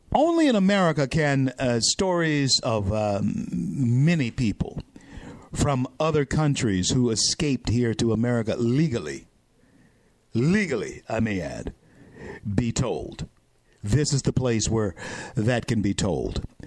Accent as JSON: {"language": "English", "town": "Shreveport", "region": "Louisiana", "country": "United States", "tie": "born or raised there", "said": "in my hometown, Shreveport, Louisiana"}